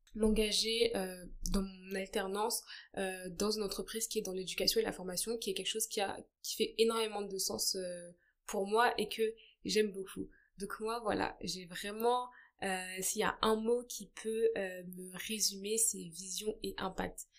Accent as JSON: {"language": "French", "country": "France", "tie": "born or raised there", "also_born_or_lived": "Brazzaville, Republic of the Congo"}